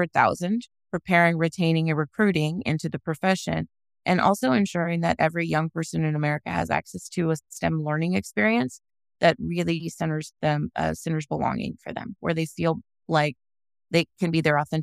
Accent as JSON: {"language": "English", "town": "Los Angeles", "region": "California", "country": "United States", "tie": "born or raised there", "said": "I was raised or born in Los Angeles and raised kind of by two phenomenal parents."}